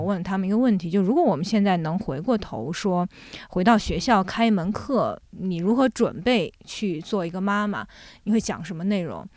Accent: Jiangsu, China; also born or lived in Shanghai / France; now in Beijing, China; 后来我从上海跟着我父母又回到了我奶奶，爷爷奶奶家。我爷爷奶奶家其实就是在江苏的一个，呃，小村庄里面

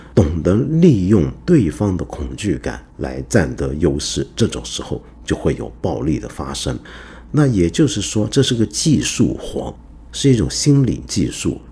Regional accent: Hong Kong; also born or lived in mainland China; now in China; 我小时候在香港

